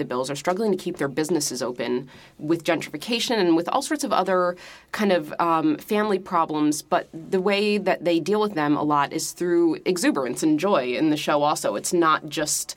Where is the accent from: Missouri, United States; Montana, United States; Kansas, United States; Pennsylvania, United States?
Pennsylvania, United States; Philadelphia; moved away as an adult; now in New York, United States; my neighborhood where I grew up in Philadelphia